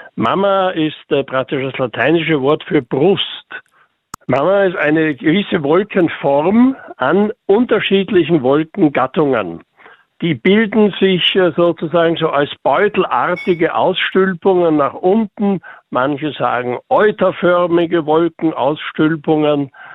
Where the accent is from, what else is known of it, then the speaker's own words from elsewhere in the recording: Upper Austria, Austria; bei uns in Oberösterreich